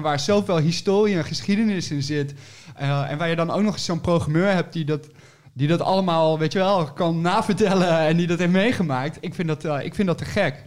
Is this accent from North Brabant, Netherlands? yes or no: yes; 's-Hertogenbosch, North Brabant, Netherlands; moved away; also born or lived in Nijmegen / Utrecht; Ik, ik kom uit Den Bosch oorspronkelijk en ik heb gestudeerd in Nijmegen